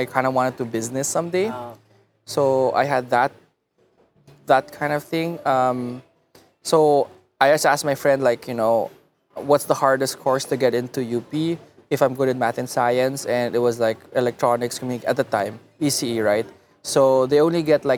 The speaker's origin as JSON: {"language": "English", "town": "Muntinlupa", "region": "Metro Manila", "country": "Philippines", "tie": "born or raised there", "also_born_or_lived": "Los Angeles, United States / Davao, Philippines", "said": "I was born in LA, but then I grew up in Manila most of my life."}